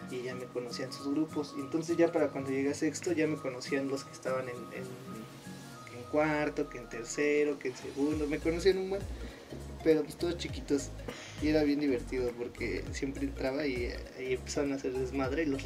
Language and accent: Spanish; Monterrey, Nuevo León, Mexico; no, no, soy norteño, compadre. Bien regio, te iba a decir.